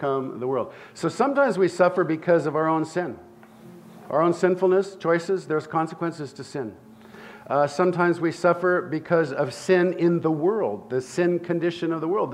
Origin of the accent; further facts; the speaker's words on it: Santa Barbara, California, United States; I grew up in Santa Barbara, California